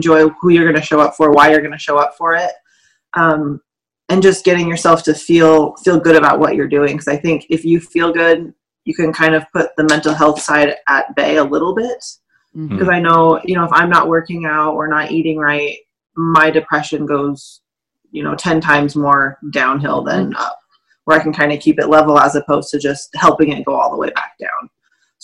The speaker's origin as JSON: {"language": "English", "region": "Montana", "country": "United States", "tie": "born or raised there", "said": "I'm born and raised here"}